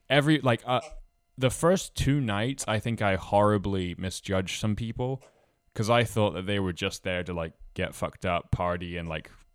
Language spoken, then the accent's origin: English; Scotland, United Kingdom; moved away as an adult; also born or lived in Toronto, Canada; now in Halifax, Canada; I'm originally from Scotland, and I play the bagpipes